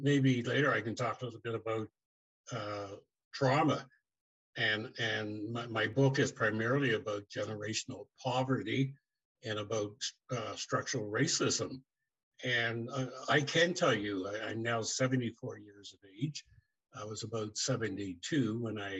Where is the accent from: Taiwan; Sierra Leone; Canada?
Canada; New Glasgow, Nova Scotia; moved away as an adult; also born or lived in Truro, Nova Scotia / Pearl, Nova Scotia / Toronto, Ontario; now in Mississauga, Canada; my dad, who often worked in New Glasgow because he was from there, he moved the family to New Glasgow, Nova Scotia. Yeah, at 18 years of age, I moved from New Glasgow